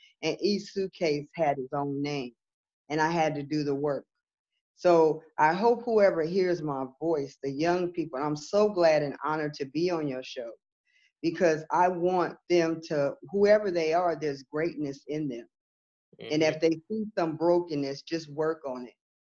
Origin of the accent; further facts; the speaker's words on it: West Hollywood, California, United States; moved away as an adult; also born or lived in Santa Monica, California; now in Georgia, United States; I'm born and raised Southern California, Santa Monica, California. And I was raised in West Hollywood, California.